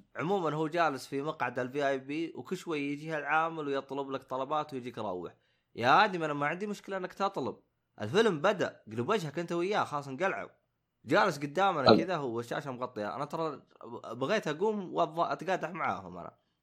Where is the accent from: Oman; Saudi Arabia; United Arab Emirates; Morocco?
Saudi Arabia; احنا خصوصا كسعوديين